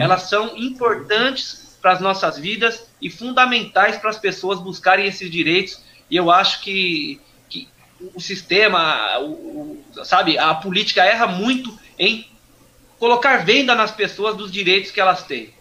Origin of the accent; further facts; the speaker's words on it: Suzano, São Paulo, Brazil; eu sou nascido aqui no Jardim Monte Cristo, uhum. na cidade de Suzano